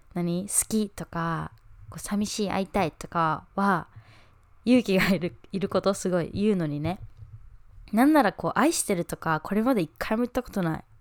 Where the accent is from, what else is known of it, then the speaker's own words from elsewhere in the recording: Japan; moved away; 自分が日本人だから